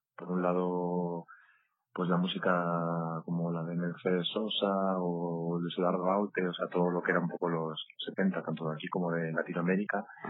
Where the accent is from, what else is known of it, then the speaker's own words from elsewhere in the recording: Madrid, Community of Madrid, Spain; also born or lived in Ciudad Real; yo soy un chico de Madrid, de familia de La Mancha y de los Montes de Toledo, de Ciudad Real